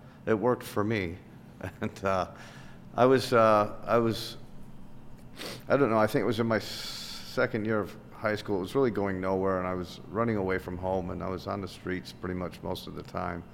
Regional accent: Chicago, Illinois, United States; I'm born and raised in Chicago, and I grew up on the north side

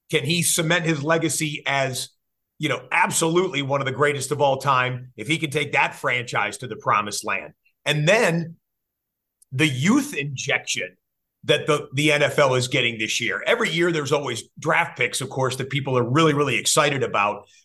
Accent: Detroit, Michigan, United States; I was born and raised in the Detroit, Michigan metro area.

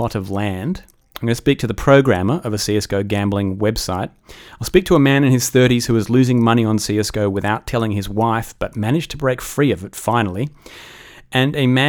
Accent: Australia; accent: Australian; I come from a country that loses more money gambling per capita every year than any other country. If you cannot tell from my delicious accent, that country is Australia.

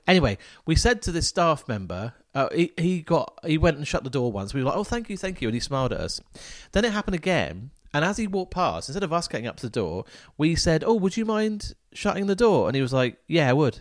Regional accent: Falmouth, South West England, United Kingdom; Falmouth is my hometown

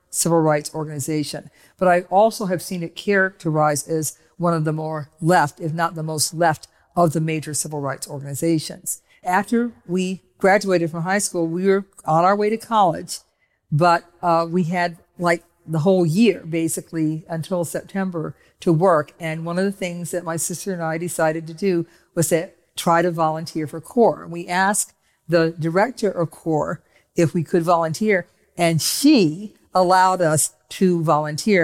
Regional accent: Cleveland, Ohio, United States; I was growing up in Cleveland, Ohio

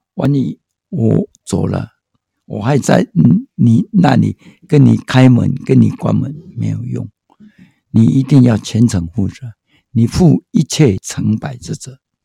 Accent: Taiwan; also born or lived in Hualien; now in Taipei, Taiwan; 生在台湾真的没有别管的权利，这里是我的家，我生在这块土地

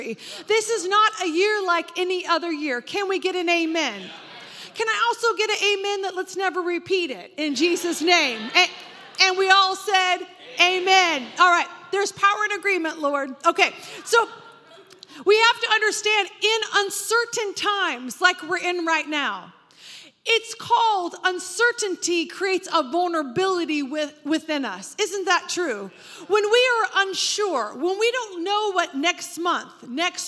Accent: Oregon, United States; I grew up in Oregon, and the fog there is incredibly dense

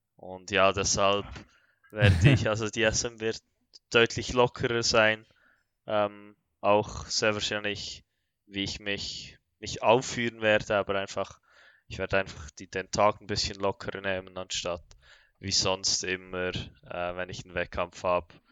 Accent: Bern, Switzerland; ich komme, wie schon gesagt, aus der Schweiz, aus Bern

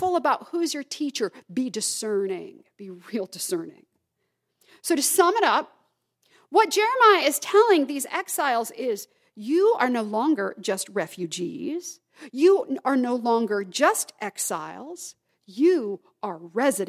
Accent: the South, United States; moved away; I can say y'all because I grew up in the South

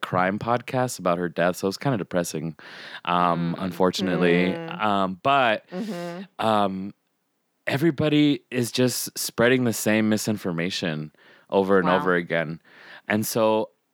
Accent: Las Vegas, Nevada, United States; I'm this guy from Las Vegas who's like half Guatemalan, half Mexican

